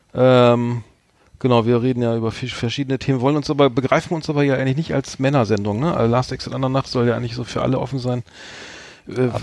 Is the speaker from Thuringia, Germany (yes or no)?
no; Bremen, Germany; ich als Bremer